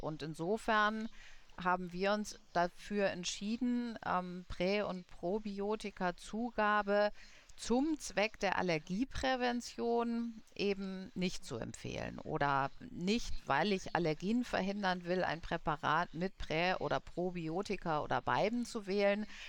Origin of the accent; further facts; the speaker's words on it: Munich, Bavaria, Germany; ich komme ja aus München